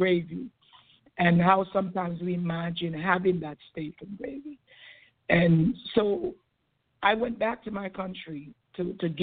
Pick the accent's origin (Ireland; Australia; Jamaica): Jamaica; born or raised there; now in United States